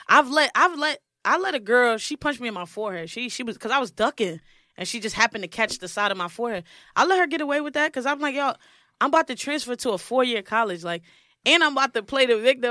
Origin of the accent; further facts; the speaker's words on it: New York City, New York, United States; Brooklyn. I'm from Brooklyn